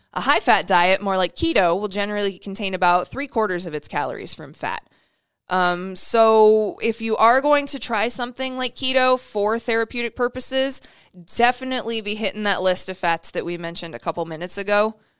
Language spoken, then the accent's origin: English; Iowa, United States; My home, my home state